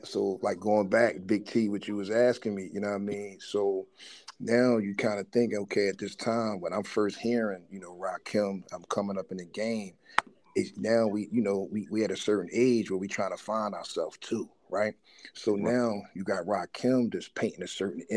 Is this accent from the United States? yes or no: yes; Philadelphia, Pennsylvania, United States; we grew up right around the John Coltrane house